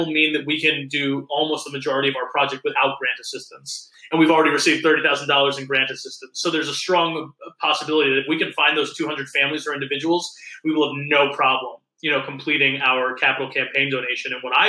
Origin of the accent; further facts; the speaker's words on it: Alpena, Michigan, United States; well, I'm proud that I'm from Alpena because I have Thunder Bay Theater.